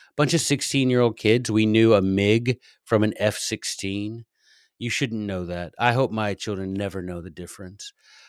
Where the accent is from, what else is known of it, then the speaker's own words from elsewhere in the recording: Frankfurt, Hesse, Germany; I grew up in Western Europe. Most of the time in Frankfurt, Germany.